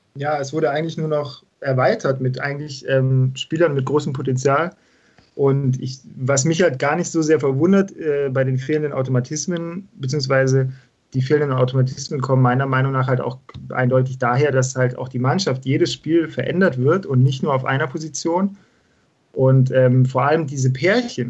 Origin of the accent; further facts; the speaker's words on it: Esslingen, Baden-Württemberg, Germany; Ich bin ähm, auch gebürtiger Schwabe aus Esslingen